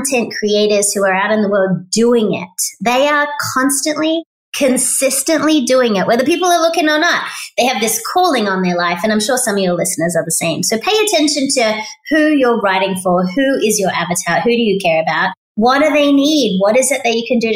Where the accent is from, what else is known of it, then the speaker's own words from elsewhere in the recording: Australia; moved away as an adult; now in United States; I'm Australian, so we grow up recycling.